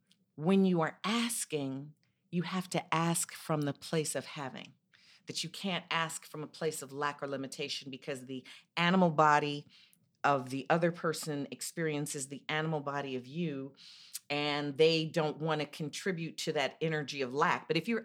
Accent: Chicago, Illinois, United States; I'm from Chicago.

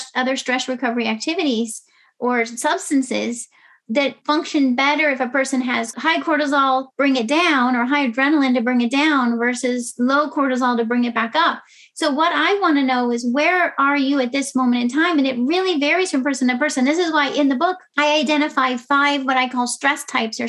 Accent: West Coast, United States; moved away as an adult; also born or lived in New York City; I grew up on the West Coast

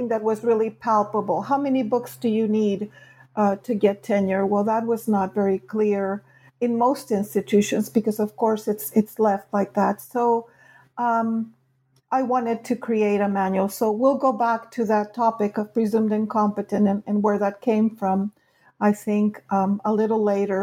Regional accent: California, United States; also born or lived in Mexico; I grew up in California

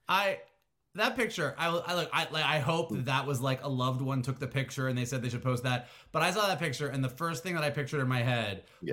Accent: Florida, United States; now in Southern California, United States; I grew up in Florida and moved to uh, Southern California

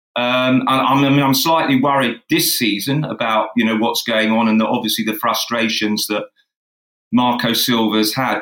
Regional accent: United Kingdom; also born or lived in United States; I was the only Brit on the cast and crew

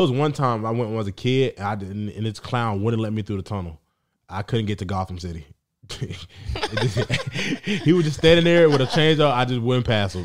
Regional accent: Atlanta, Georgia, United States; I'm from Atlanta.

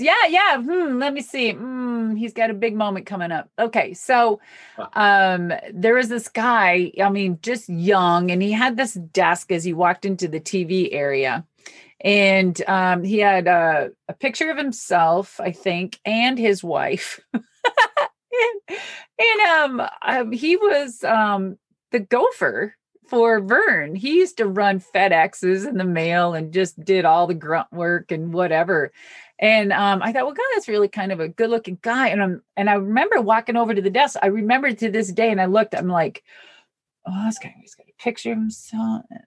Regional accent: Minnesota, United States; I'm from Minnesota

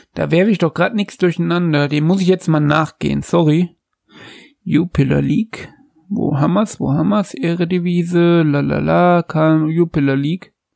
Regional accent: Jena, Thuringia, Germany; Sein Geburtsort ist nahe meinem Geburtsort, seiner ist Erfurt, meiner ist Jena

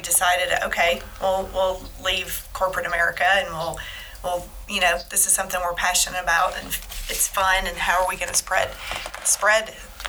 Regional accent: Tennessee, United States; Because we're from Tennessee

